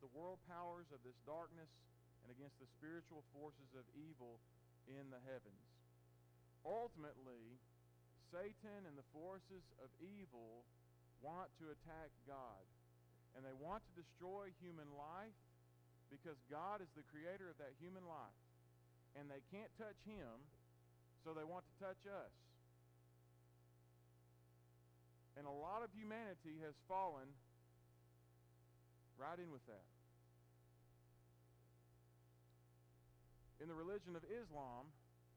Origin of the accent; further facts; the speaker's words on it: United States; as American Christians